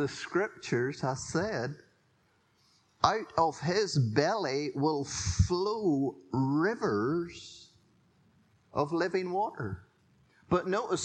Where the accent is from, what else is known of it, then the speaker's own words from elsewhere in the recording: Drones Road, on the Ballycastle line, Northern Ireland, United Kingdom; I grew up in the Drones Road, if you know where that is. It used to be called the Ballycastle Line on the way to Armagh Ballycastle.